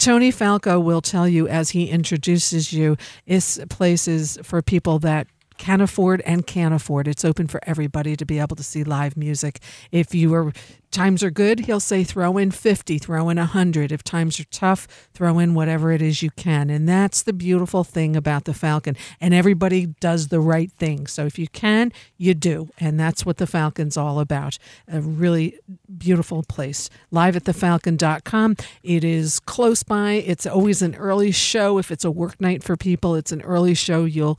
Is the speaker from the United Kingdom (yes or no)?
no; Germany; very industrialized. I'm from Germany.